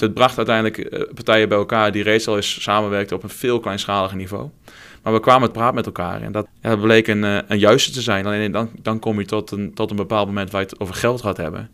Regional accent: Twente, Overijssel, Netherlands; accent: Twente; moved away as an adult; also born or lived in Deventer / Arnhem; Afkomstig uit het mooie Twente, dat ga je ongetwijfeld horen naar mijn accent

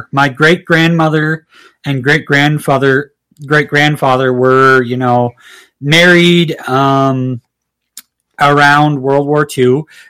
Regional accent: Minnesota, United States; my home county where I come from in Minnesota.

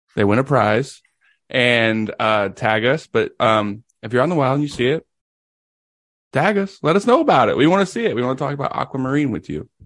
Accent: Tennessee, United States; I was born in Tennessee

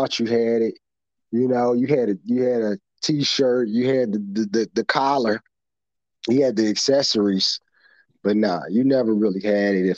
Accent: Chicago, Illinois, United States; I was from the South Side streets of Chicago, grew up in the projects

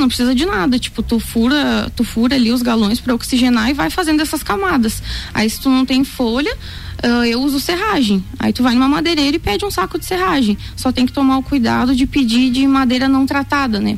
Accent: Rio Grande do Sul, Brazil; moved away as an adult; now in Lages, Brazil; eu sou gaúcha e eu morava no interior, né? mas eu já tô aqui faz quatro anos

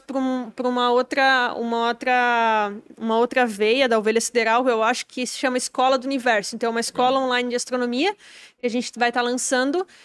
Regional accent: Timbó, Santa Catarina, Brazil; a maioria das pessoas acha que eu nem sou de lá, acho que eu sou de São Paulo

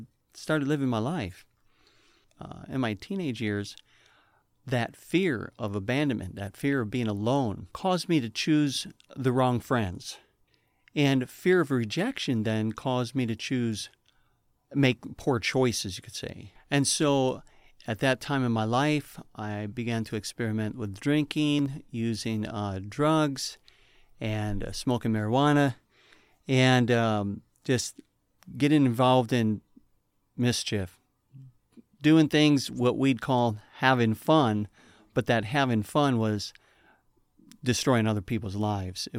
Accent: Buffalo, New York, United States; now in Michigan, United States; I grew up in Buffalo, New York, in a big city

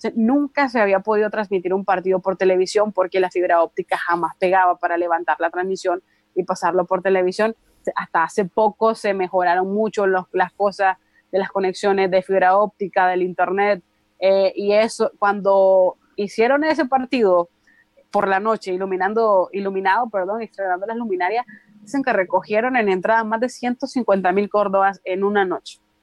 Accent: Nicaragua

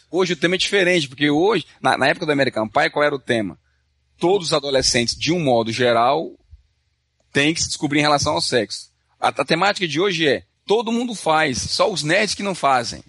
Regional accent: Brazil; now in Canada; a gente vem do Brasil

